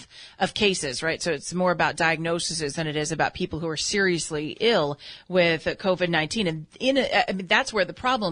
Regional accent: California, United States; growing up in California

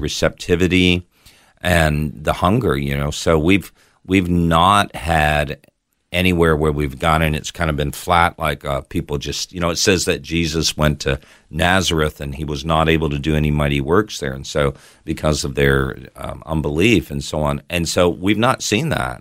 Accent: Toronto, Ontario, Canada; now in Australia; I was actually born in Toronto, Canada.

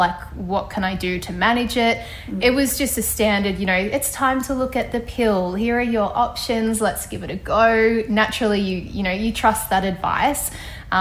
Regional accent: Ballarat, Victoria, Australia; moved away as an adult; now in Sydney, Australia; a doctor in my hometown of Ballarat

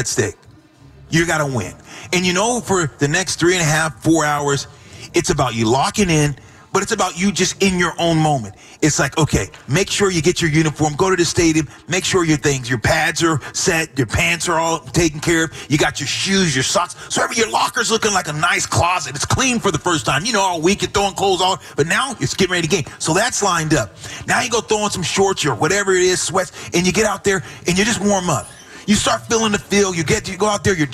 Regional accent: Hanford, California, United States; in Hanford, my hometown

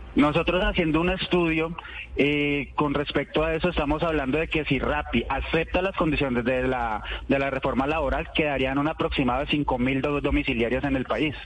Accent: Colombia; 100% colombiano

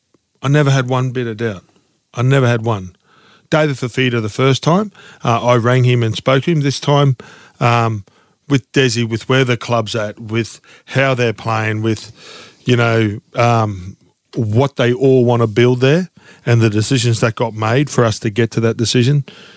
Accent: North Queensland, Australia; moved away; also born or lived in Sydney

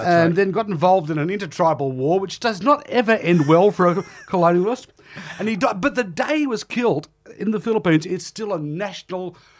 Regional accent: Australia; being Australian

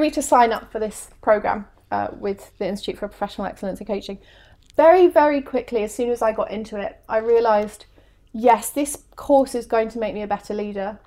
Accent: England, United Kingdom; moved away as an adult; English, um, and they were excited by my quirky accent

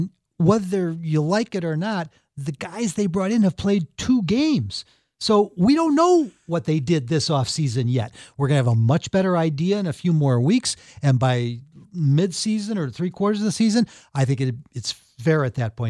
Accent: Chicago, Illinois, United States; also born or lived in Deerfield, Illinois; I grew up in Rogers Park

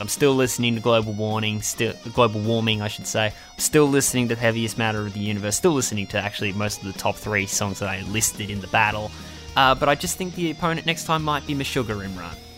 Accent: Australia; we're Australian

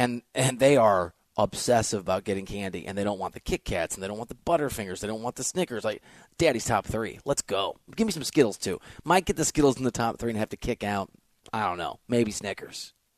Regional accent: Iowa, United States; also born or lived in Chicago suburbs / Wisconsin / Missouri / Arkansas; even though I'm from Iowa and lived in the Chicago suburbs for a while, in Wisconsin for a while.

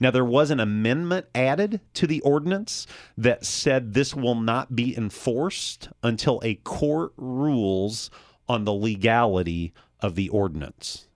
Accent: Champaign, Illinois, United States; now in Danville, United States; Champaign, my hometown

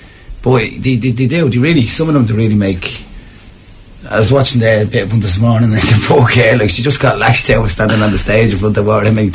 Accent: Donegal, Ulster, Ireland; now in Dublin, Ireland; Myself, I'm from Donegal.

